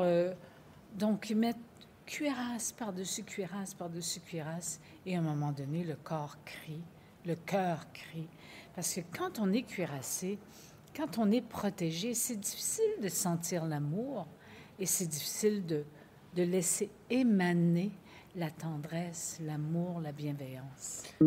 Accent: Quebec, Canada; Je viens du Québec et je viens d'un matriarcat

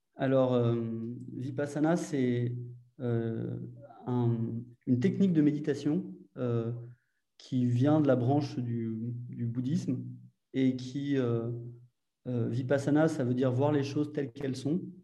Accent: Paris, Île-de-France, France; also born or lived in Argentina; je suis parisien au départ

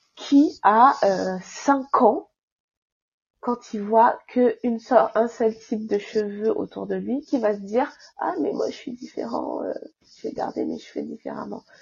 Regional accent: France; also born or lived in Île-de-France; je suis, d'origine comorienne, mes parents sont comoriens tous les deux, mais j'ai grandi en France, donc je suis française

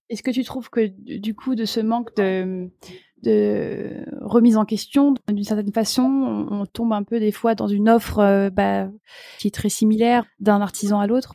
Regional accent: Alsace, Grand Est, France; je suis alsacienne

